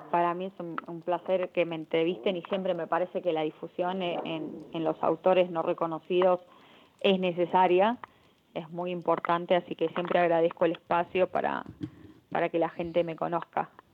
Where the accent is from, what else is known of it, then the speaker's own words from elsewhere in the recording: Argentina; amo mi país